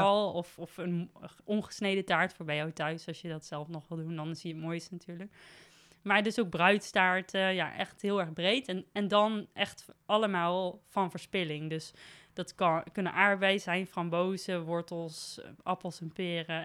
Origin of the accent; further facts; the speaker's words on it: Nijmegen, Gelderland, Netherlands; also born or lived in Beuningen; als een Nijmegenaar, wel echt. Dus ik ben geboren in Beuningen, maar eh, naar school geweest in Nijmegen en altijd rondom Nijmegen